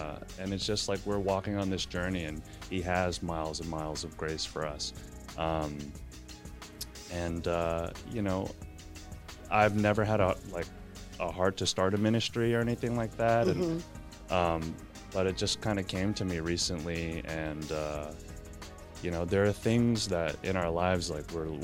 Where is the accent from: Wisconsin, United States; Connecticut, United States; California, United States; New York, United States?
New York, United States; moved away as an adult; now in Houston, United States; I'm born and raised in New York, and I've been in Houston for about 8 years now